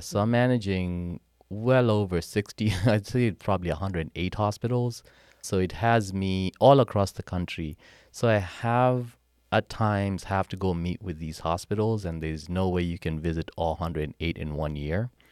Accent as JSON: {"language": "English", "country": "Kenya", "tie": "born or raised there", "also_born_or_lived": "Charlottesville, Virginia, United States", "accent": "Kenyan", "moved": "as an adult", "lives_now": "United States", "said": "Born and raised in Kenya, came to the U S in nineteen ninety-eight after winning a green card."}